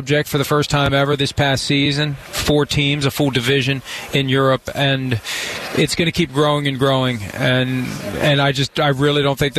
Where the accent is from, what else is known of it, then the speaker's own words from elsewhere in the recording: Wheeling, West Virginia, United States; I was a kid, fat, dumpy little newspaper delivery boy growing up in Wheeling, West Virginia